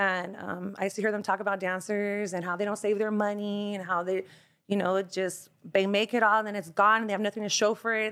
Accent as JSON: {"language": "English", "town": "Bellflower", "region": "California", "country": "United States", "tie": "born or raised there", "also_born_or_lived": "Boston, Massachusetts / South Gate, California / Lynwood, California", "said": "we moved to Bellflower, so I'm a Bellflower native"}